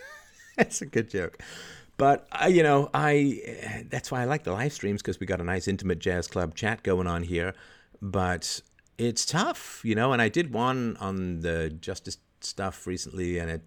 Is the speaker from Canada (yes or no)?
yes; Canada; also born or lived in England; I grew up in Canada in particular, but to some degree in England, I grew up in a very low IQ environment